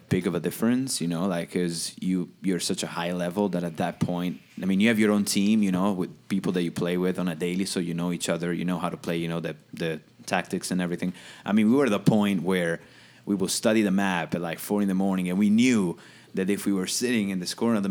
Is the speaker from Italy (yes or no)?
yes; Italy; English is a second language; moved away as an adult; also born or lived in New York City; now in United States; I'm from Italy